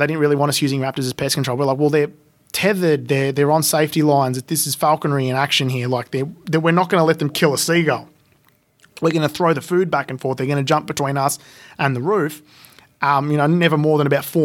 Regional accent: Melbourne, Victoria, Australia; where I lived near a creek growing up in Bunda, as a little suburb in the north of Melbourne

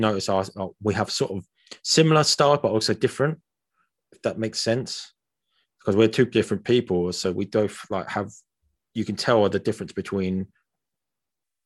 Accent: United Kingdom; we're from Britain

